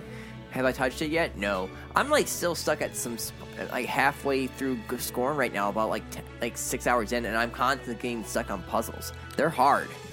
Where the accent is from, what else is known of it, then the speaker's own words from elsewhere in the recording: United States; I'm an American.